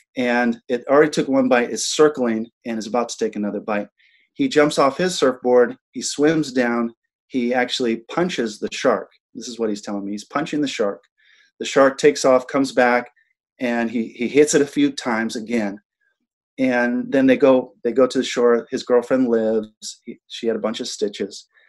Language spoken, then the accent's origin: English; Big Island of Hawaii, United States; also born or lived in Molokai, Hawaii; I was raised on the Big Island of Hawaii